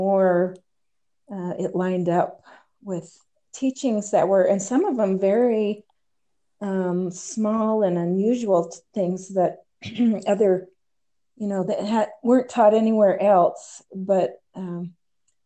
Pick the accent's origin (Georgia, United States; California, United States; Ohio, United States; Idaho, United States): Idaho, United States; Idaho Falls; we are both from Idaho Falls